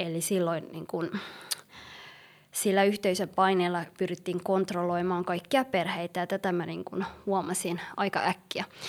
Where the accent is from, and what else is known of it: Helsinki, Uusimaa, Finland; born or raised there; also born or lived in Somalia / Yemen